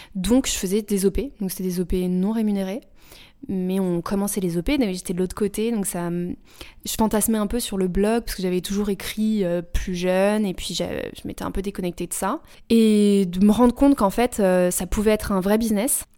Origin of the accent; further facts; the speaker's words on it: Paris suburbs, Île-de-France, France; moved away; also born or lived in United States; J'ai grandi euh, en banlieue parisienne et après aux États-Unis. Et je suis rentrée quand j'avais 22 ans